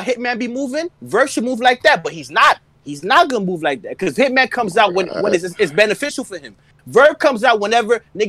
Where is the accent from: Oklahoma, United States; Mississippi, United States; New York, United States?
New York, United States; New York City; I'm from Brooklyn.